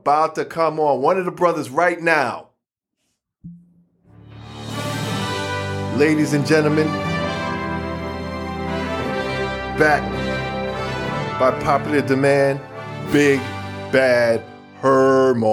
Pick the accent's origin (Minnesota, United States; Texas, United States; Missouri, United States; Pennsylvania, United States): Missouri, United States; I'm from Missouri, the show me state